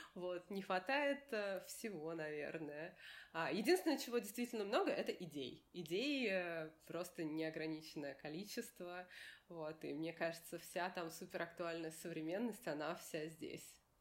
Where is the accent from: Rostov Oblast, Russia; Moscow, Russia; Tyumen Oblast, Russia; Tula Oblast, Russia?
Moscow, Russia; я из России, что я из Москвы